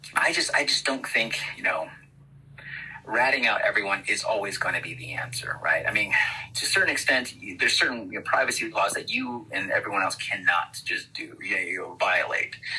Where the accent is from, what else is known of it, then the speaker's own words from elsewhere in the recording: Shiprock, New Mexico, United States; also born or lived in Albuquerque, New Mexico; from Shiprock, New Mexico, born and raised on the Navajo uh, Reservation.